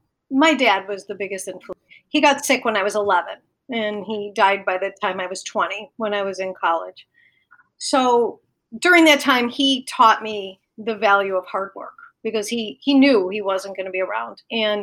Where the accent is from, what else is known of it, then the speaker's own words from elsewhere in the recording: Chicago, Illinois, United States; also born or lived in Florida; So I lived in between Chicago, the suburbs in Florida because my parents were older and we lived part-time in Florida. So I spent some time in Florida.